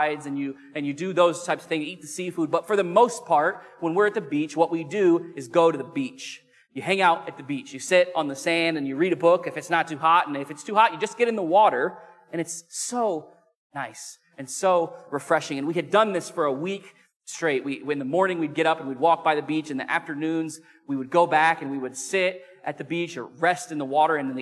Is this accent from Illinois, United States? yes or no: yes; Illinois, United States; I grew up in the Midwest in Illinois